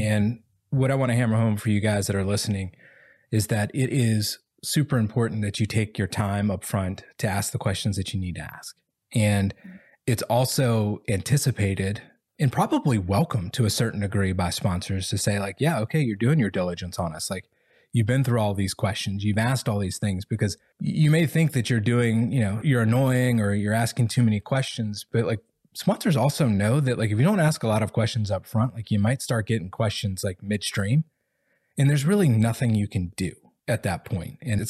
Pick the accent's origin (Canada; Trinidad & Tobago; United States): United States; the South; especially like I'm from the South, right? Like you don't want to offend anybody.